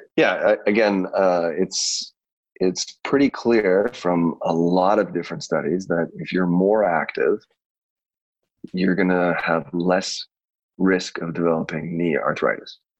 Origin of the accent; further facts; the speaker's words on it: Canada; also born or lived in Chicago; I grew up in Canada